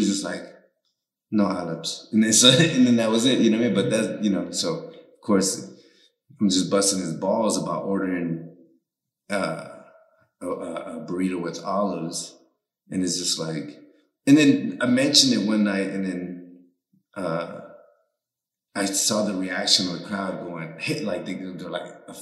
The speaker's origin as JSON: {"language": "English", "area": "the Bay Area", "region": "California", "country": "United States", "first_language": "Spanish", "second_language": "English", "moved": "yes", "lives_now": "Las Vegas, United States", "said": "I'm from the Bay"}